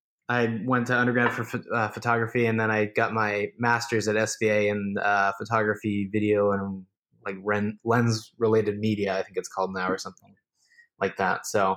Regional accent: Hamilton, New Jersey, United States; moved away as an adult; now in New York, United States; We're from South Jersey, called Hamilton, New Jersey. It's blueberry capital of the U.S. We grew up there and went to college around there. I moved up here into New York for grad school to go to SVA.

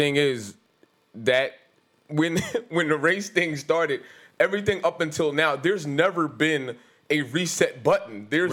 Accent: New York City, New York, United States; I was born in Brownsville.

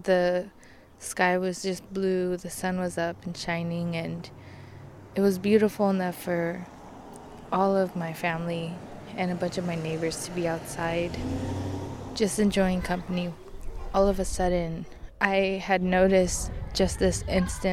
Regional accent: Richmond, California, United States; I grew up near the Chevron Richmond Refinery in California

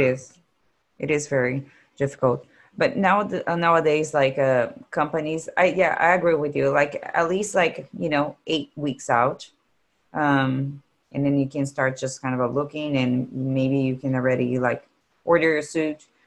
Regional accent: Brazil; English is a second language; moved away; I'm from Brazil

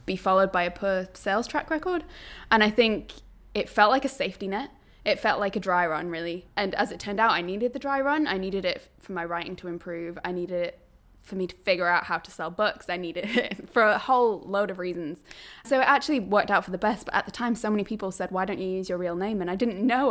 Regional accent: Berwick-upon-Tweed, North East England, United Kingdom; moved away as an adult; also born or lived in Newcastle; I grew up in Berwick upon Tweed, which is pretty much as northern as you can get while still being in England

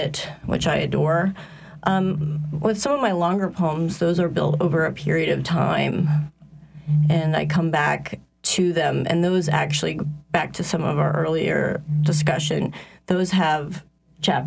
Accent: Ohio, United States; moved away as an adult; now in New Orleans, United States; I'm from Ohio. I've lived in New Orleans since 1999

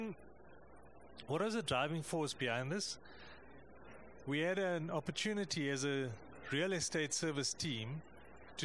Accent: South Africa; I come from South Africa.

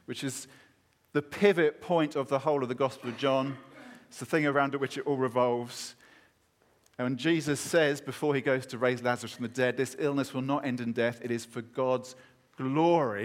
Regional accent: United Kingdom; as a Brit

